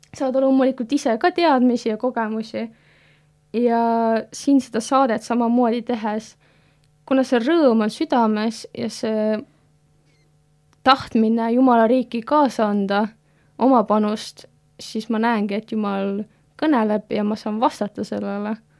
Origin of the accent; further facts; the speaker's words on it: Tallinn, Harju County, Estonia; moved away as an adult; now in Tartu, Estonia; ma samamoodi Tallinnas kasvasin üles